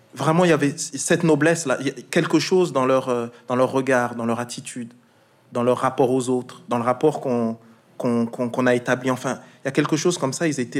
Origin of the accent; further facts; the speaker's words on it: Alsace, Grand Est, France; Moi je suis alsacien